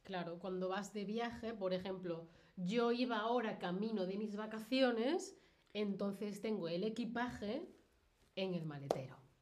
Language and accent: Spanish; Spain; yo que soy de España